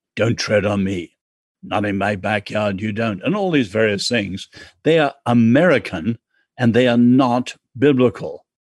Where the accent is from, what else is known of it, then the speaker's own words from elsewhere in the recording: England, United Kingdom; I'm English.